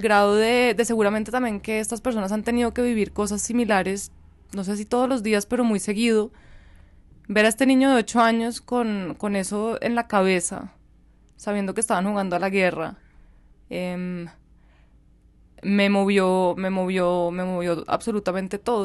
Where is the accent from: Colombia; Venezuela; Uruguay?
Colombia; also born or lived in Germany; en este que es mi país aunque dijiste que soy colombo alemana, mi corazón está 100% arraigado acá